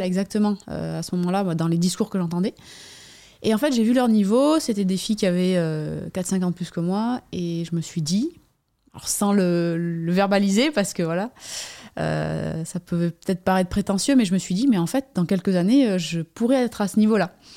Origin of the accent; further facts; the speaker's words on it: Basque Coast, Nouvelle-Aquitaine, France; J'habite euh, à sur la côte basque, euh, endroit où j'ai grandi aussi